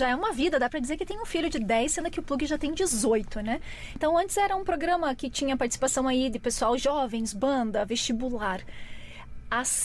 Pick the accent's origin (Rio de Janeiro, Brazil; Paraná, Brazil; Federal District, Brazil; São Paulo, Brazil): Paraná, Brazil; Curitiba; Eu sou de Curitiboca.